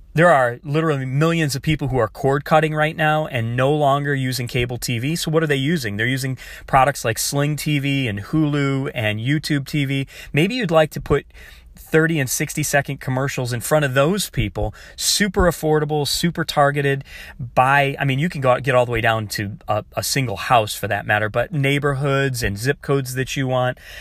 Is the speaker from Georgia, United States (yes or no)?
no; Michigan, United States; I grew up in Michigan